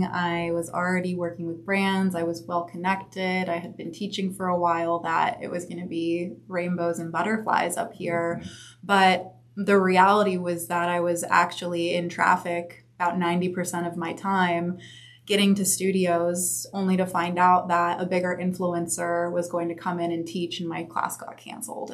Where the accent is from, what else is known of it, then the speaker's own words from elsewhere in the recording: Santa Monica, California, United States; also born or lived in San Diego; So I was born and raised in Santa Monica, right actually down the street at Johns Hopkins.